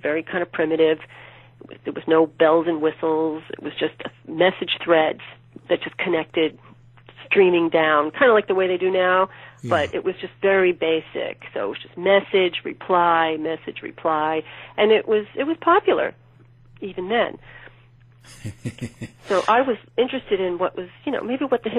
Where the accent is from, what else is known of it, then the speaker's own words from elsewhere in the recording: New York City, New York, United States; I'm from New York City originally, and at the time I was living in Williamsburg, Brooklyn